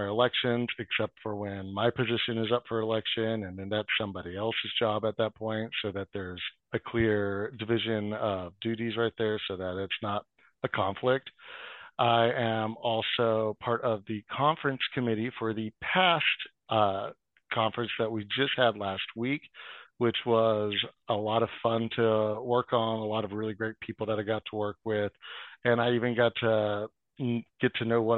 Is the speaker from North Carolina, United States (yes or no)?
yes; North Carolina, United States; moved away as an adult; also born or lived in Austin, Texas / Dallas, Texas; now in North Richland Hills, United States; I'm originally from North Carolina